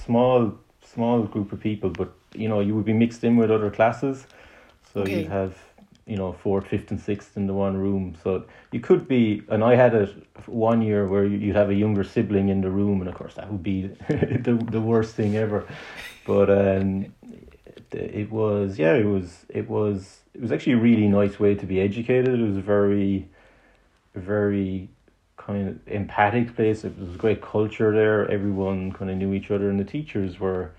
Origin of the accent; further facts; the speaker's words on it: Ireland; in Ireland, as Irish people